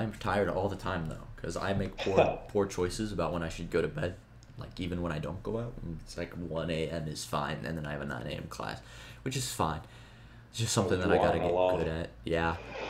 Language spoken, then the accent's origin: English; California, United States; moved away as an adult; now in Kansas, United States; I'm from California.